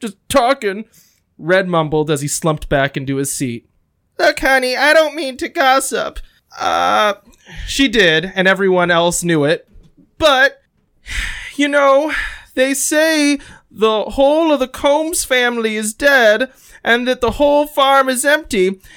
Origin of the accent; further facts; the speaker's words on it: Indiana, United States; we have a lot of towns with, like, Central and Southern American names